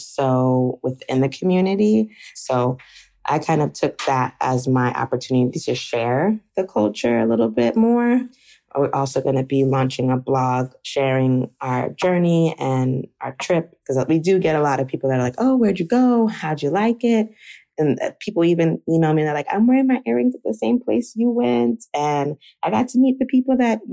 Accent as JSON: {"language": "English", "country": "United States", "tie": "born or raised there", "said": "I grew up in America, my mom and dad also"}